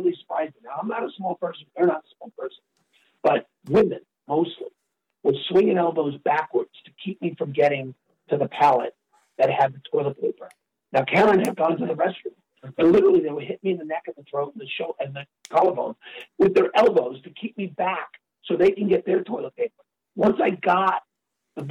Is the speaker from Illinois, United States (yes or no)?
no; New York, United States; moved away; I'm a New Yorker